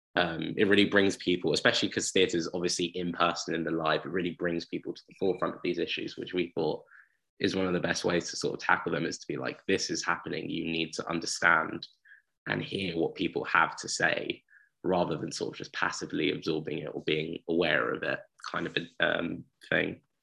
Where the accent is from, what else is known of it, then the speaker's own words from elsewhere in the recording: Uxbridge, London, United Kingdom; I'm from Uxbridge